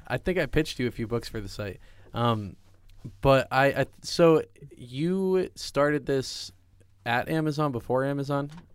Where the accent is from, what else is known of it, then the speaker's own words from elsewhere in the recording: New Hampshire, United States; I actually am from New Hampshire